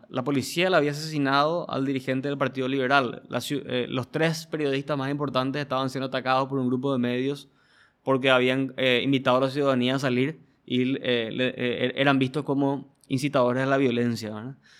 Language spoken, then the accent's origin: Spanish; Paraguay; como paraguayos